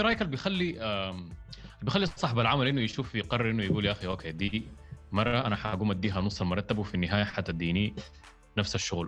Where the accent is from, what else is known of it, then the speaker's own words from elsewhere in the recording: Sudan; إحنا كموظفين سودانيين